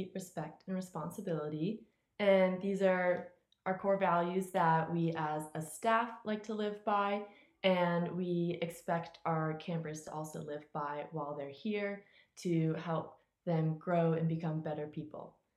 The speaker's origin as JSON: {"language": "English", "town": "Tampa", "region": "Florida", "country": "United States", "said": "I'm from Tampa, Florida"}